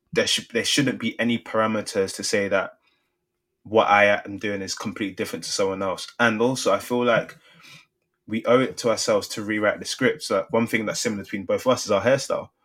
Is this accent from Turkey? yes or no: no; London, United Kingdom; Growing up in Southeast London, I know so many people that were one degree away from making it professional